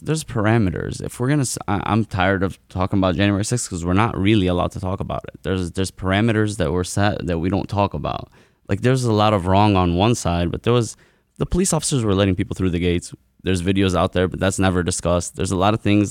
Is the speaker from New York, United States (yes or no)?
no; Dearborn, Michigan, United States; growing up in Dearborn